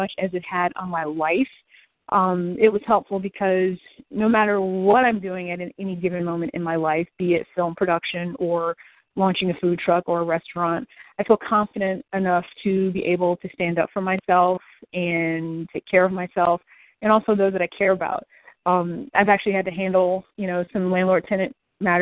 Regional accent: Detroit, Michigan, United States; moved away as an adult; also born or lived in Washington, D.C. area; now in Central Florida, United States; I'm originally from Detroit, but called the D.C. area home for about 14 years during and after my time in the Air Force until I moved to sunny Central Florida a few years ago.

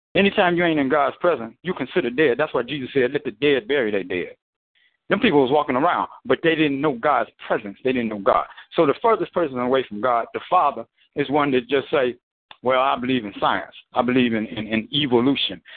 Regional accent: United States; I was born I was born black in America

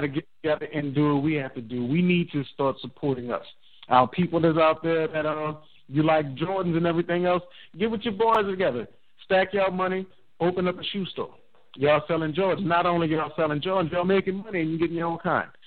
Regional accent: New Orleans, Louisiana, United States; I'm from New Orleans.

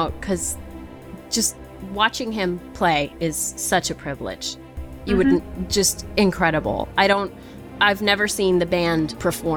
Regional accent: New England, United States; I'm from New England

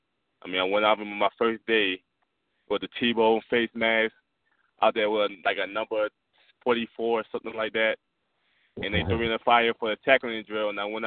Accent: Baltimore, Maryland, United States; It was rough being growing up in Baltimore

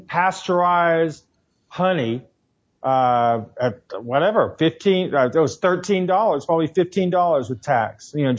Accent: Tennessee, United States; now in New York, United States; I grew up in Tennessee

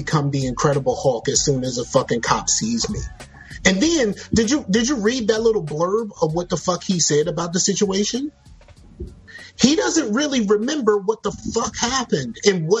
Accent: the South, United States; I'm from the South

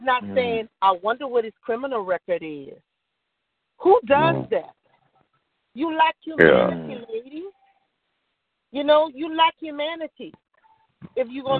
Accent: Louisiana, United States; I'm from Louisiana

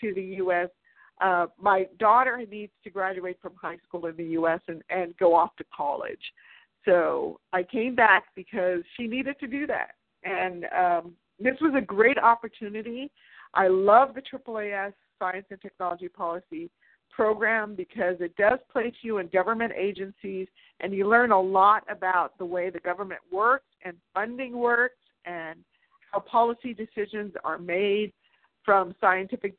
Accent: United States; accent: American; also born or lived in South Africa; I'm American

